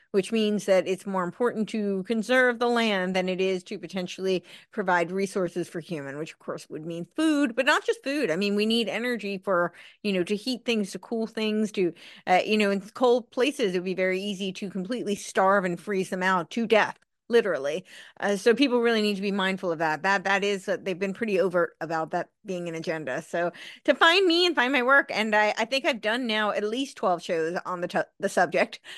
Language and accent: English; United States; even as an American